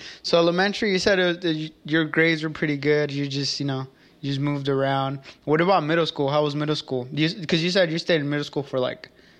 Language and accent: English; Apatzingán, Michoacán, Mexico; I'm from Apatzingán.